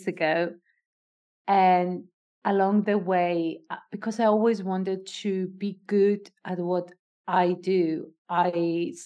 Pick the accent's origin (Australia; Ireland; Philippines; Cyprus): Cyprus; I am a Greek Cypriot. I was born and raised in Cyprus.